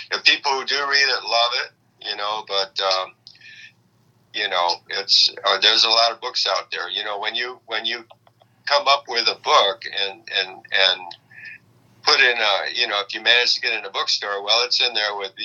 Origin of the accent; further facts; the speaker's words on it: Rockford, Michigan, United States; My dad was a farmer, and he, in the process of plowing the fields in Rockford, Michigan, he turned up hundreds of spear points and dart points and arrowheads. And so I grew up